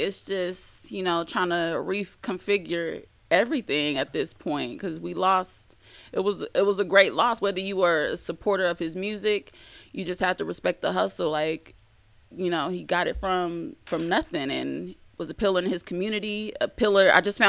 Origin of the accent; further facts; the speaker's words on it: San Bernardino, California, United States; I'm from the West Coast. I'm from San Bernardino.